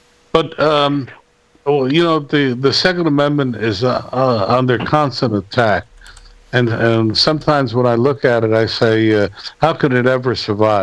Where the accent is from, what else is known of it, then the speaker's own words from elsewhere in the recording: Newark, New Jersey, United States; I come from the Ironbound section, which was cut off from Newark by the Pennsylvania Railroad tracks